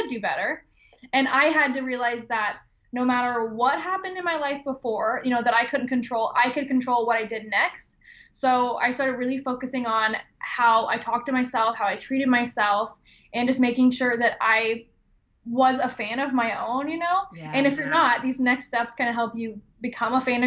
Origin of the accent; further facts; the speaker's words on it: Georgia, United States; moved away as an adult; now in Ohio, United States; where I grew up in Georgia